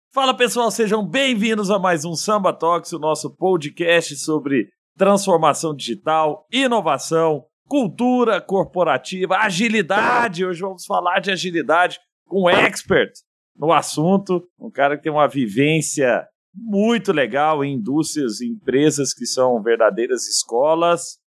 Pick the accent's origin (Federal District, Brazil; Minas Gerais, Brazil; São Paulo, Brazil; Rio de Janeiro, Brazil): Minas Gerais, Brazil; Araguari; Araguari, da minha terra natal